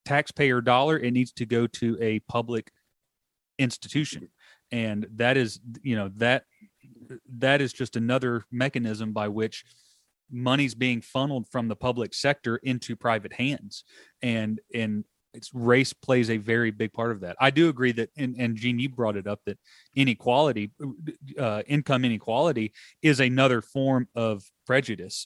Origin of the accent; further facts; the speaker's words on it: Alabama, United States; moved away as an adult; I was born and raised in Alabama. Until I graduated college in Alabama, I moved, you know, and then I moved up here.